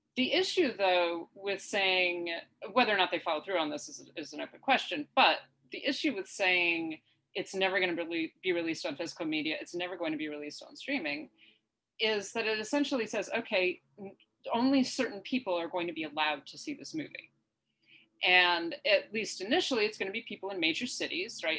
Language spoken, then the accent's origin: English; upstate New York, United States; right now I'm in upstate New York.